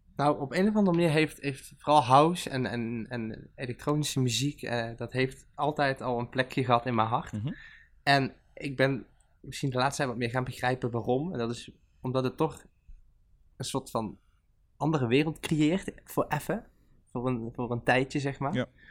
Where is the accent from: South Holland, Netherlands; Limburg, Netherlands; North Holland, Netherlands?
Limburg, Netherlands; Venlo; moved away; ik kom uit Venlo